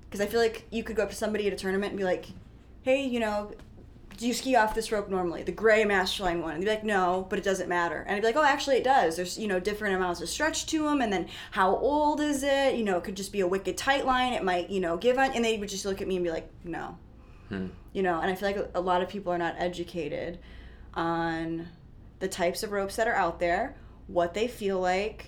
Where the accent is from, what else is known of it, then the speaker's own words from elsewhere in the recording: Midwest, United States; I'm from the Midwest, as you guys know, probably, I mean, just by my accent.